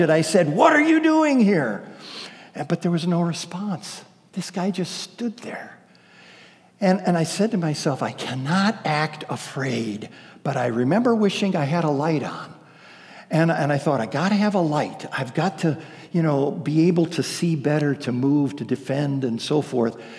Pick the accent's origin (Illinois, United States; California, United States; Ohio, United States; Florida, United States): Ohio, United States; moved away; I'm from Ohio